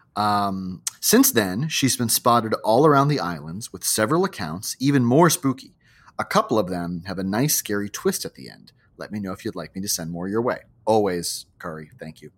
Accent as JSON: {"language": "English", "region": "Hawaii", "country": "United States", "tie": "born or raised there", "said": "my childhood growing up in Hawaii"}